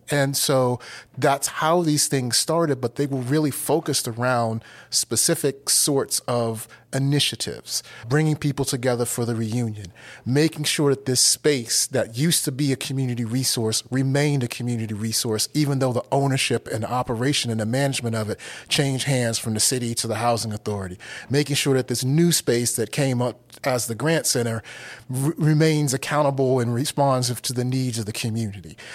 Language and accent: English; Washington, District of Columbia, United States; also born or lived in Pittsburgh, Pennsylvania; now in Asheville, United States; I grew up in Washington, D C